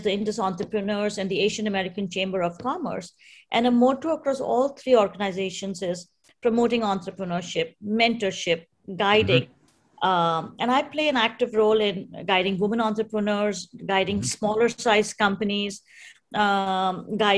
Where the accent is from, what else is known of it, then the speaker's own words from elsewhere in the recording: India; being Indian